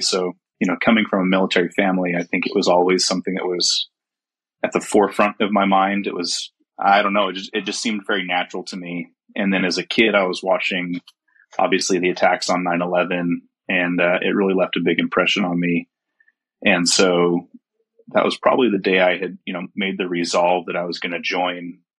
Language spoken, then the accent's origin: English; Utah, United States; also born or lived in Germany / South Carolina; I was born in Germany, my dad was stationed over in Germany for a while, moved to South Carolina at a fairly young age, but for the most part, I claim Utah as whe